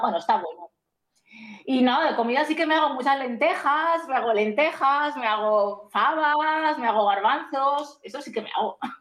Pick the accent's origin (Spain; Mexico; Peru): Spain; now in Greece; yo como soy española me toca en España